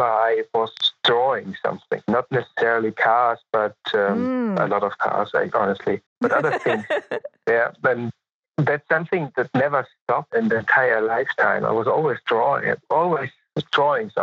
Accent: Munich, Bavaria, Germany; also born or lived in Los Angeles, United States; I was born in Munich and I grew up in Munich, partially in Munich.

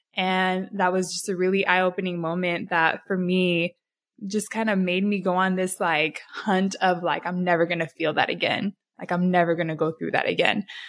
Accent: San Diego, California, United States; So San Diego, I was born and raised in Southeast, so the hood. Grew up there my whole life

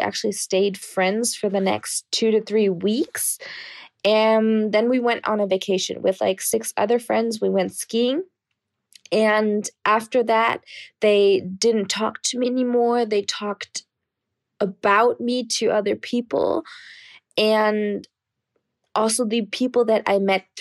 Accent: Germany; moved away as an adult; now in Poland; I'm actually from Germany, but right now studying in Poland

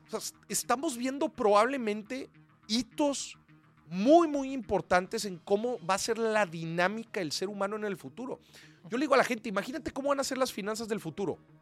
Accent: Mexico; soy de México

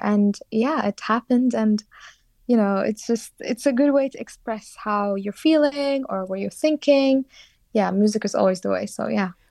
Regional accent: Sulaymaniyah, Kurdistan Region, Iraq; moved away as an adult; now in London, United Kingdom; I was born and raised in a city called Slemani

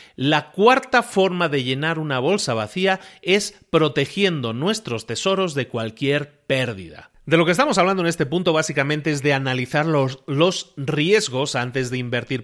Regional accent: Spain; Yo soy español de origen

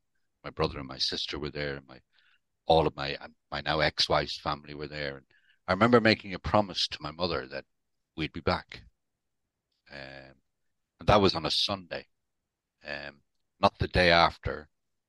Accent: Dublin, Leinster, Ireland; now in United Kingdom; I'm not actually from the UK. I was born and brought up in Dublin.

